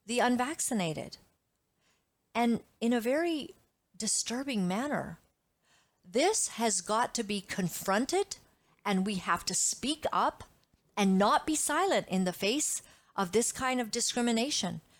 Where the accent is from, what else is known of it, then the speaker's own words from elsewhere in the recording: Uganda; I grew up in Uganda. I was born a small white child in Uganda, East Africa.